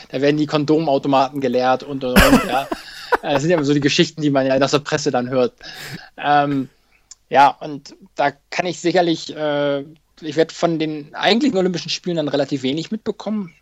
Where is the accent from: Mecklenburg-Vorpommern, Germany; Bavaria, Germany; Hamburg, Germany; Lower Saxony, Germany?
Hamburg, Germany; Hamburg will ich natürlich auch nochmal laufen, äh, meine Heimatstadt.